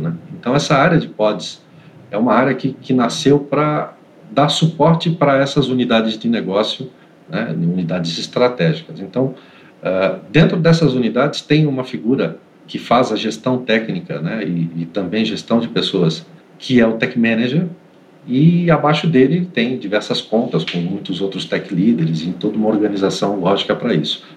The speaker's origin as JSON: {"language": "Portuguese", "town": "Santos", "region": "São Paulo", "country": "Brazil", "moved": "as an adult", "lives_now": "Greater São Paulo, Brazil", "said": "eu sou de Santos, mas já moro há muitos anos aqui na Grande São Paulo."}